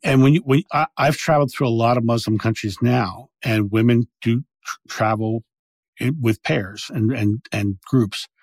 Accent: Rehoboth Beach, Delaware, United States; I grew up in Rehoboth Beach, Delaware

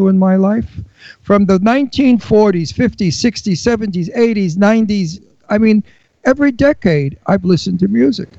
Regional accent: New York City, New York, United States; also born or lived in Florida; now in Pennsylvania, United States; I'm from Brooklyn, New York

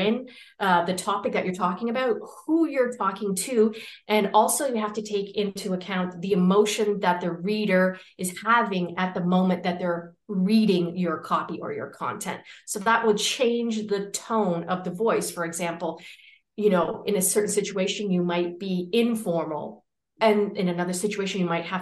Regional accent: Canada; moved away as an adult; now in Valencia, Spain; I'm Canadian, but I'm currently living in what I think is probably the most popular city on earth right now.

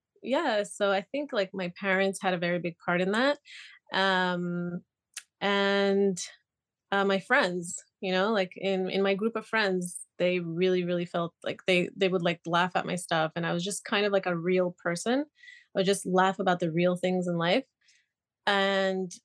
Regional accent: Montreal, Quebec, Canada; also born or lived in Israel; I was born in Israel and I grew up in Canada, in Montreal.

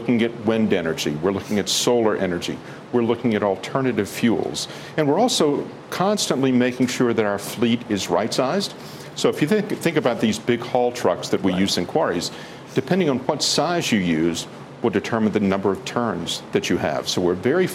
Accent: North Carolina, United States; My home state of North Carolina

